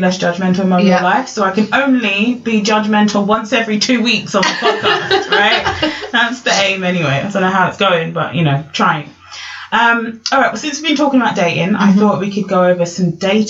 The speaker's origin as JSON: {"language": "English", "area": "Essex", "region": "East of England", "country": "United Kingdom", "tie": "born or raised there", "said": "I grew up in Essex when it was white as well, right? Now it's a bit more multicultural, but I grew up in Essex where it was me and one other black family in the whole of my town, right?"}